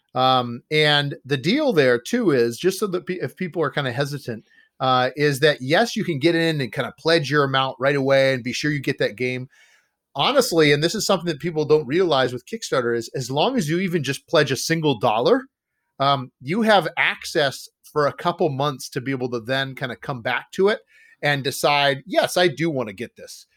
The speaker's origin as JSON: {"language": "English", "region": "Ohio", "country": "United States", "tie": "born or raised there", "moved": "as an adult", "lives_now": "Wisconsin, United States", "said": "I grew up in Ohio, and I found myself up here in Wisconsin 'cause of my wife's family"}